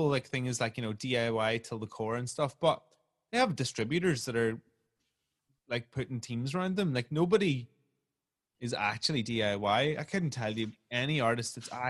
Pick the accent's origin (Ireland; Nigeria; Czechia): Ireland